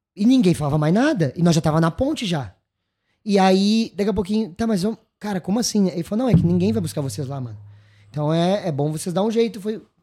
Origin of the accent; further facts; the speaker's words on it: Gaúcho, Rio Grande do Sul, Brazil; also born or lived in São Paulo; sou gaúcho, mas nem tanto